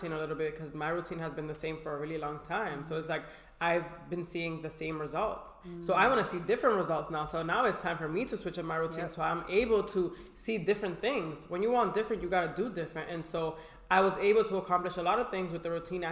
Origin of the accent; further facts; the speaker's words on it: Boston, Massachusetts, United States; I come from Boston, Massachusetts